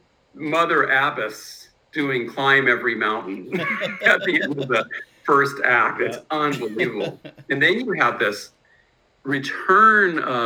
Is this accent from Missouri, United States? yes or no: no; Berkeley, California, United States; No, I'm from Berkeley. {S14} Oh, wow. {S13} So I grew up in crazy Berkeley.